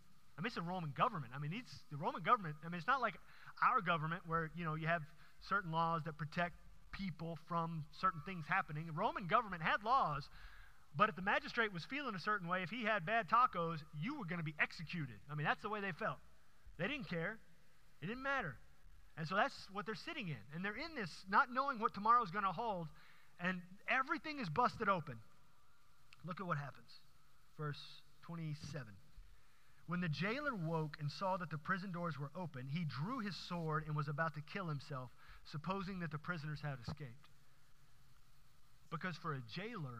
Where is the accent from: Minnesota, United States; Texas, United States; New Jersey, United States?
Texas, United States; Houston; growing up in Houston